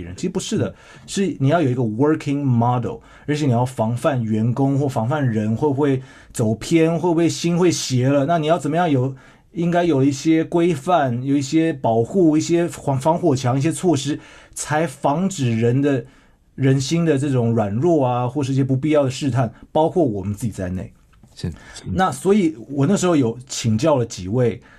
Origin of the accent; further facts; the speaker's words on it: Shandong, China; 他就对我说，对我们山东人